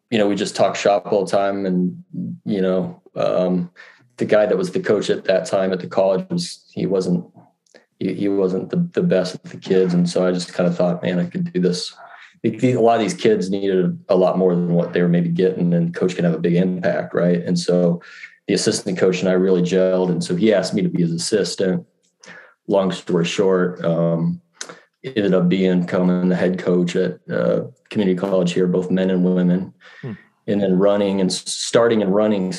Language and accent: English; Scottsdale, Arizona, United States; I was born and raised here in Scottsdale, and 46 years here, pretty much here.